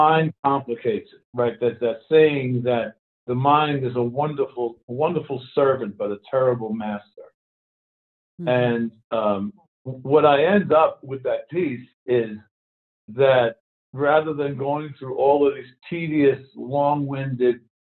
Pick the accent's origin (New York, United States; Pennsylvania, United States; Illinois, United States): New York, United States; New York City; I grew up in Brooklyn, New York, surrounded by gangsters